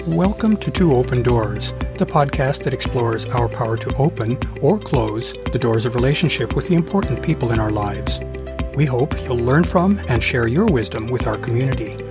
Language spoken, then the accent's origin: English; Portland, Oregon, United States; my hometown of Portland, Oregon